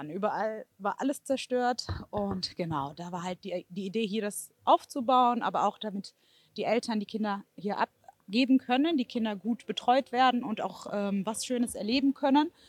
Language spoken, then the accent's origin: German; Stolberg-Mausbach, North Rhine-Westphalia, Germany; ich bin aus Stolberg-Mausbach. Ähm, also ich habe es hm, mitbekommen natürlich auch über äh, die Medien, ähm, aber auch so, weil es auch meine Innenstadt einfach ist.